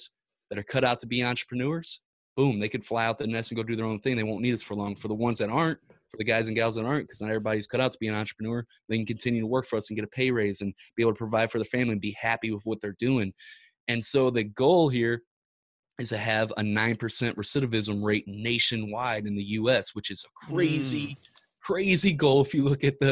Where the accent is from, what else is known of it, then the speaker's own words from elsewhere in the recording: Ferguson, Missouri, United States; We're from Ferguson, Missouri